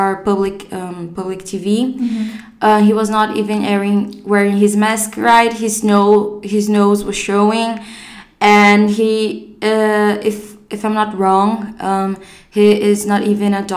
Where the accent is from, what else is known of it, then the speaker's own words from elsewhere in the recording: Brazil; moved away; also born or lived in Mostar, Bosnia and Herzegovina; I'm 17, and I'm from Brazil